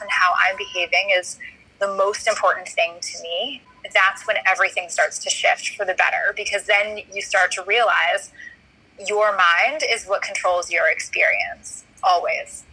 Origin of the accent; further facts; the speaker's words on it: New York City, New York, United States; now in Washington D.C., United States; I grew up in New York City. I'm a New York City girl